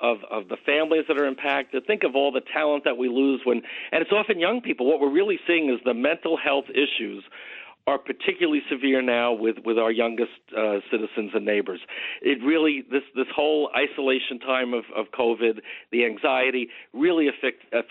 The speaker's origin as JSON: {"language": "English", "area": "Nassau County", "region": "New York", "country": "United States", "tie": "born or raised there", "said": "you and I grew up in Nassau together, and I grew up in a good Republican household"}